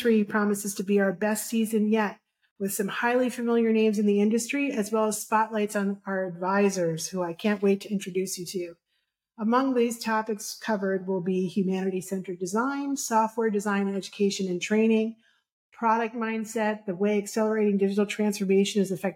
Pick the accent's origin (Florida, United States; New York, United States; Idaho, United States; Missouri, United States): New York, United States; New York City; I am from Brooklyn originally. So I apologize for that slight inflection